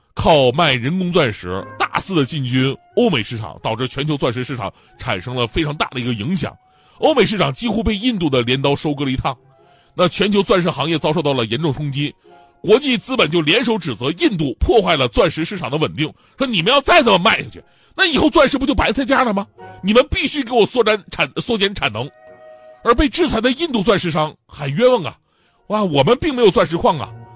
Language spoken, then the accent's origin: Chinese; Changchun, Jilin, China; moved away; 我们吉林长春老家那边的同行